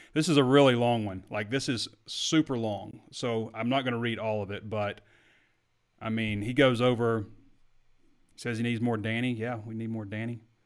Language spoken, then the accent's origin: English; Sheridan, United States; I'm from Sheridan